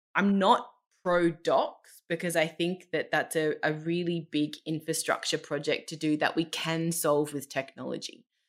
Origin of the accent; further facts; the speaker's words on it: Australia; moved away as an adult; now in Germany; I'm Australian